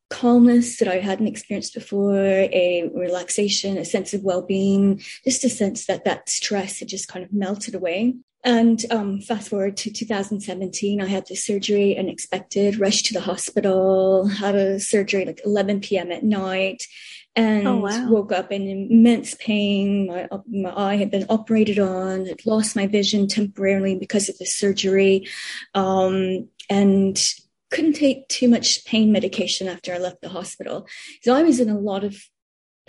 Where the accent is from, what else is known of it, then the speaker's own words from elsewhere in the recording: United States; moved away as an adult; also born or lived in Spain / United Kingdom / Tokyo, Japan; now in Hong Kong; as an American